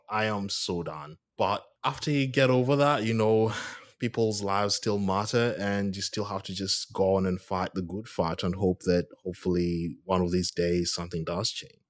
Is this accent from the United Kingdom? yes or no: no; Kenya; moved away as an adult; now in Australia; I'm from Kenya